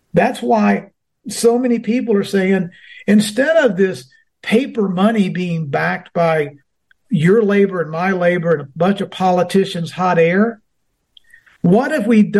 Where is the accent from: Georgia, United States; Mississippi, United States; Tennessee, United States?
Georgia, United States; my home state